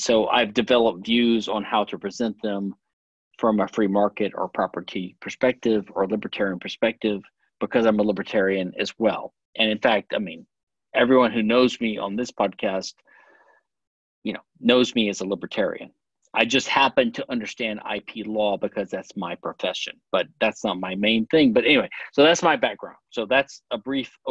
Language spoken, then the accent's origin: English; Louisiana, United States; also born or lived in Pennsylvania / Philadelphia / London; now in Houston, United States; I was born in Louisiana. I live in Texas